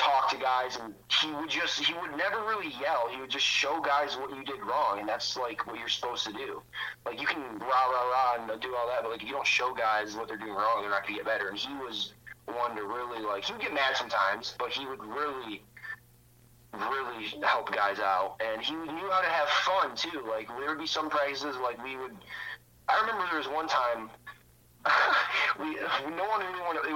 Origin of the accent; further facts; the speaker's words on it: Toledo, Ohio, United States; I was from Toledo